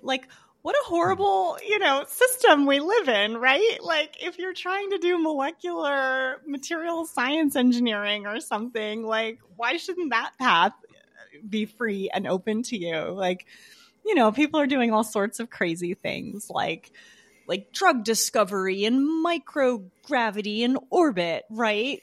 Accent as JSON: {"language": "English", "region": "Southern California", "country": "United States", "tie": "born or raised there", "said": "I was born in Southern California"}